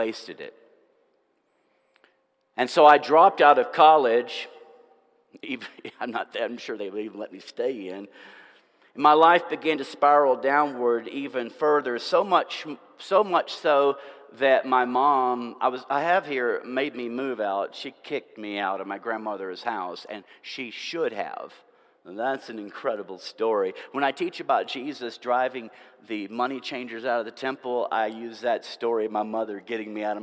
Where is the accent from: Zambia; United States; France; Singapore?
United States; Nashville, Tennessee; also born or lived in Franklin, Tennessee / Murfreesboro, Tennessee; about 30 miles from where I grew up in Nashville and Franklin